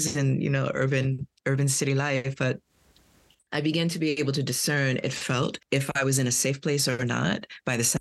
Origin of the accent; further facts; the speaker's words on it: New York City, New York, United States; I'm from Brooklyn, New York